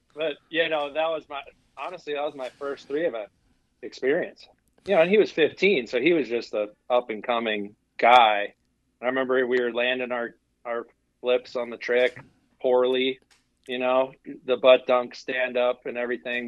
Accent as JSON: {"language": "English", "region": "Wisconsin", "country": "United States", "tie": "born or raised there", "said": "I grew up in Wisconsin"}